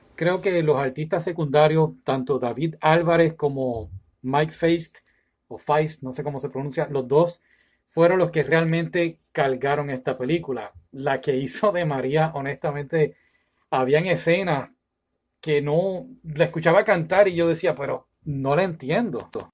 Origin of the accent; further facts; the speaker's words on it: San Juan, Puerto Rico; now in United States; soy puertorriqueño, nací en San Juan, Puerto Rico, estoy residiendo ahora en los Estados Unidos